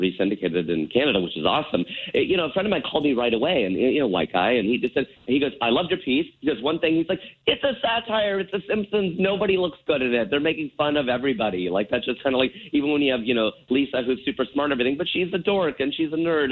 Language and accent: English; Cincinnati, Ohio, United States; also born or lived in Cleveland; I'm from Ohio. I was born and raised in Cincinnati